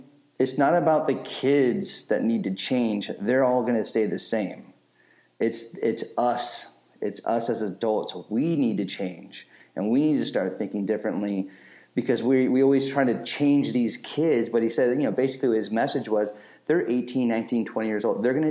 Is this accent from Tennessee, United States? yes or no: no; Bay Area, California, United States; growing up in the Bay Area